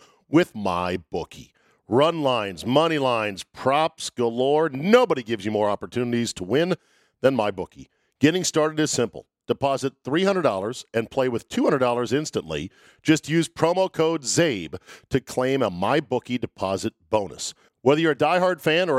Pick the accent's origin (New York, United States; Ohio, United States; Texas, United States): Ohio, United States; Cincinnati; moved away as an adult; now in Indianapolis, United States; I grew up in Cincinnati